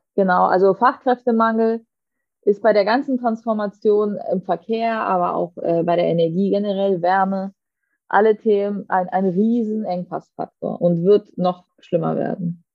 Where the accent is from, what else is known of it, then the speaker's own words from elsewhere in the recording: Southern Germany, Germany; für mich als Süddeutsche